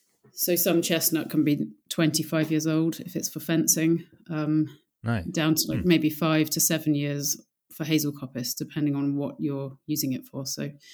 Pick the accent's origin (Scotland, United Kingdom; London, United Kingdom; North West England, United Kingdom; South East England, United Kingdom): South East England, United Kingdom; now in South coast, United Kingdom; I'm not originally from the south coast. I'm from Oxfordshire, which is much more inland.